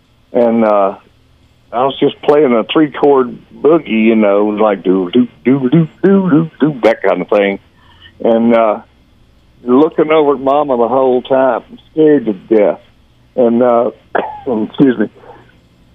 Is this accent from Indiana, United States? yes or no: no; Georgia, United States; moved away; growing up in Georgia